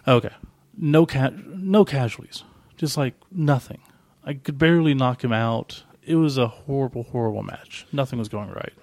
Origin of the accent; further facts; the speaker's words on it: Oklahoma, United States; we're from Oklahoma